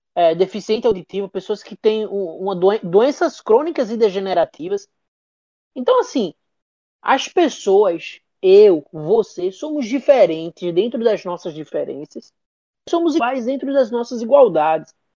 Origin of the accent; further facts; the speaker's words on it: Northeast Brazil, Brazil; also born or lived in Recife; A gente é nordestino